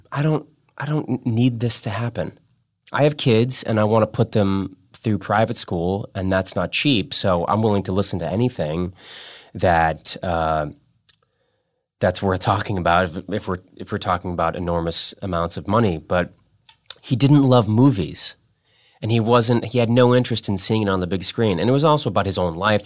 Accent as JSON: {"language": "English", "region": "Massachusetts", "country": "United States", "said": "I'm also from Massachusetts"}